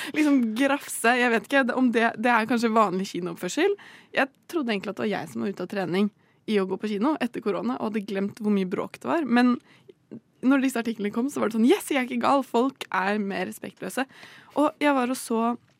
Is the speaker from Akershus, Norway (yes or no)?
yes; Bærum, Akershus, Norway; jeg kommer jo fra Bærum, og der er det obligatorisk med mer merkevæske fra mm. ungdomsskolen